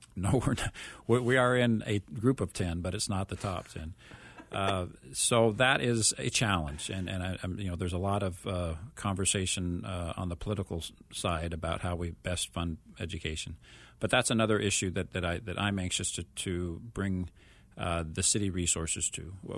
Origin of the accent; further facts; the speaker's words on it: Mesa, Arizona, United States; my hometown